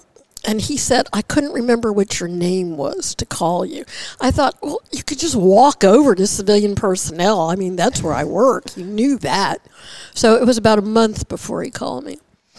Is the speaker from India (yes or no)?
no; Baltimore, Maryland, United States; moved away; So I'm actually originally from Baltimore, Maryland.